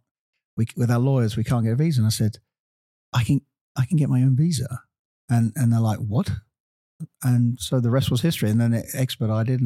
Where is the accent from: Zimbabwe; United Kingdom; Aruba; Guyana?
United Kingdom; moved away as an adult; also born or lived in Virginia; now in Los Angeles, United States; being a British guy